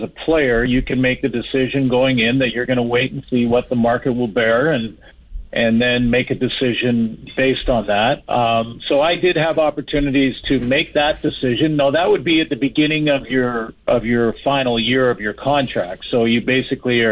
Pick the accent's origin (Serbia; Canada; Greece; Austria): Canada; Prince George, British Columbia; also born or lived in Vancouver; little kid growing up in Prince George first and then in Vancouver second for high school